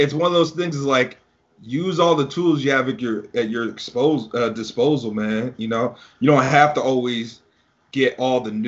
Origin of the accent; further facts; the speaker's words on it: New York City, New York, United States; moved away; also born or lived in Tampa; I was born in Brooklyn, and my family used to live there.